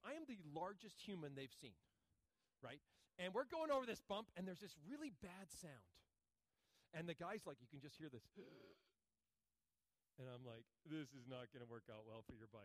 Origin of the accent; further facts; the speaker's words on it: United States; I'm an American.